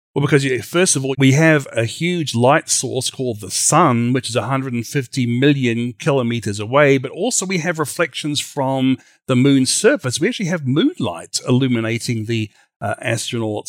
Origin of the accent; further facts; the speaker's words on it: Australia; now in United States; from Creation Ministries U S A, originally from Australia